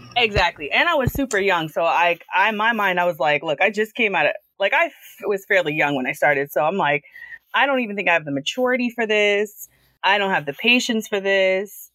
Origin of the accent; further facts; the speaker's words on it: Long Island, New York, United States; I'm from Long Island. I'm I live here. I grew up here.